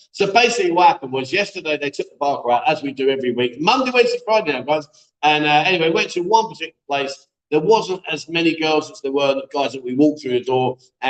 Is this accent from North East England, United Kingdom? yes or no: yes; Newcastle, North East England, United Kingdom; I'm from Newcastle, England. I've been doing to Pattaya for years.